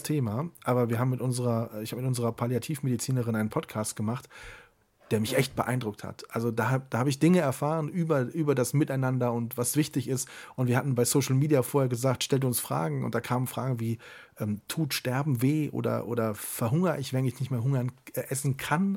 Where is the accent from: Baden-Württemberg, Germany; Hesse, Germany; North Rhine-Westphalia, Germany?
North Rhine-Westphalia, Germany; Siegburg; in meiner Heimatstadt natürlich das Freibad in Siegburg. Da bin ich groß geworden.